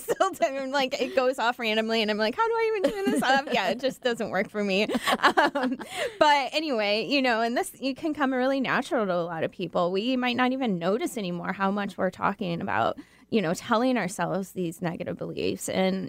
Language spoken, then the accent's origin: English; Michigan, United States; now in Seattle, United States; Well, I'm from Michigan, so.